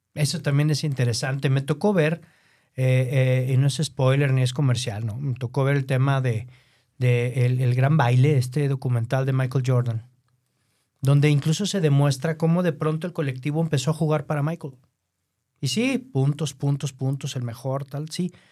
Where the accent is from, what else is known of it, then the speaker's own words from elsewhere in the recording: Mexico; nosotros como mexicanos